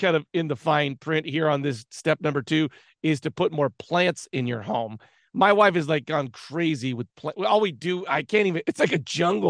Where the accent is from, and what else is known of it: United States